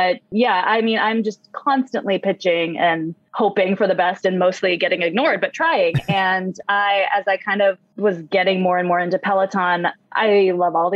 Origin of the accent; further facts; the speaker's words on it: San Francisco, California, United States; I'm in the Bay Area. I was born and raised in San Francisco